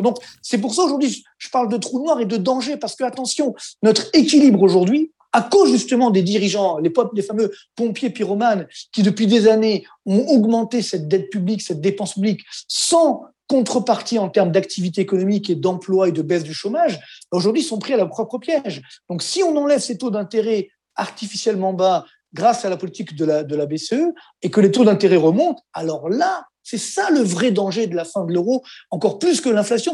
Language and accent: French; Orly, Île-de-France, France; je viens des cités HLM d'Orly, euh, donc je m'en suis sorti